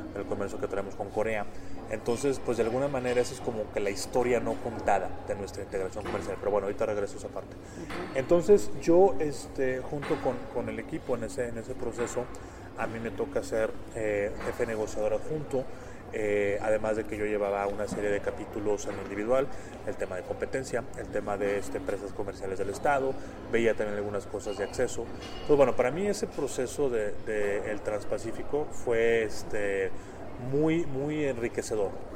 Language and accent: Spanish; Monterrey, Nuevo León, Mexico; moved away as an adult; now in Mexico City, Mexico; yo soy originario de Monterrey